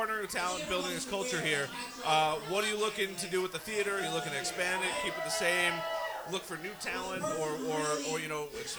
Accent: Bayport, New York, United States; because I grew up right here, you know, I grew up over in Bayport.

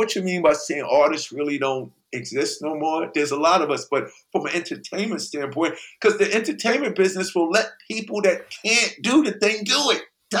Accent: Queens, New York, United States; there was a reason why when we came from Queens and went into the Danceteria

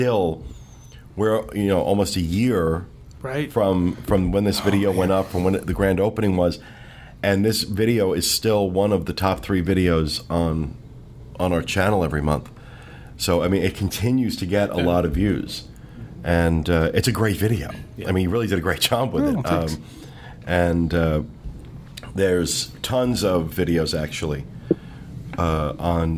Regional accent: Asbury Park, New Jersey, United States; moved away; I grew up on the Jersey Shore

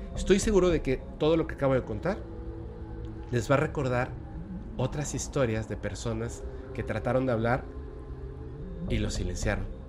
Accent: Mexico; also born or lived in Mérida, Yucatán; yo soy un mexicano que está aquí en Mérida, Yucatán.

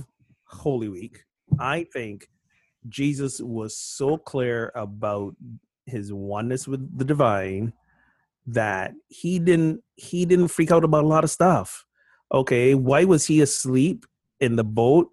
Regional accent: Barbados; I'm from Barbados and like at 5 p.m., everything shuts down.

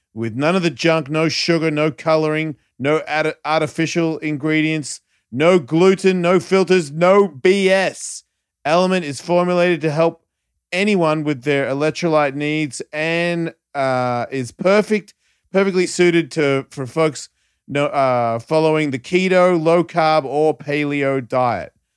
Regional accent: Australia; being an Australian

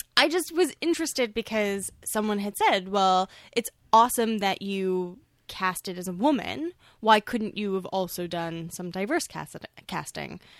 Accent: Toronto, Ontario, Canada; I grew up in Toronto

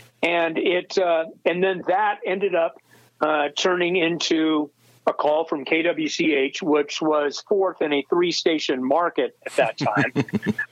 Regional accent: Pacific Northwest, United States; moved away; also born or lived in Wichita, Kansas; I grew up in the Pacific Northwest

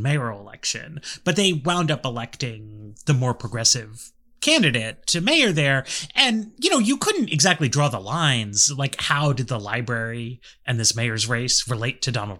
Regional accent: New York City, New York, United States; I'm from New York, so none of this really applies, I think, to Manhattan, where I'm from

